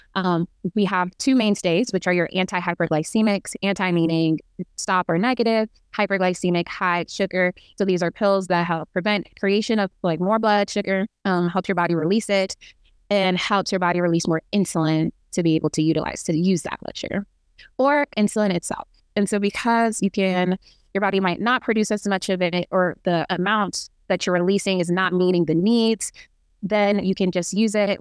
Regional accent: Kansas City, Missouri, United States; moved away as an adult; also born or lived in Imo State, Nigeria; now in Baltimore, United States; I am a Nigerian American, uh, back home from Imo State, and I grew up in Kansas City, Missouri

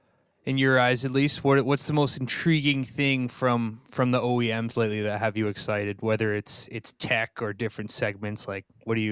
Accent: Vermont, United States; now in Minneapolis, United States; I grew up in Vermont

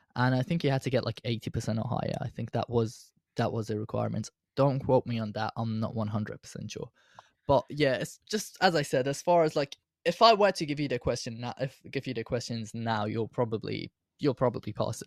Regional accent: Iran; now in United Kingdom; I was born in Iran, but I've now got Iranian citizenship, well, I've always did, and now I've got a British citizenship

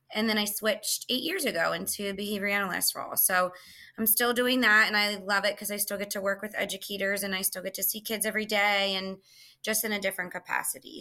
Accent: Philadelphia area, Pennsylvania, United States; born or raised there

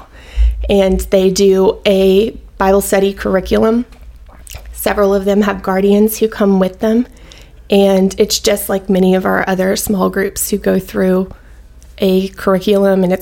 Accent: Louisiana, United States; moved away as an adult; also born or lived in Baton Rouge, Louisiana / Mandeville, Louisiana / Alabama; So I am from Louisiana. I was born in Baton Rouge, and I lived there until I was about 11. And then my parents got divorced, and I moved with my sister and I moved with my mom to Mandeville

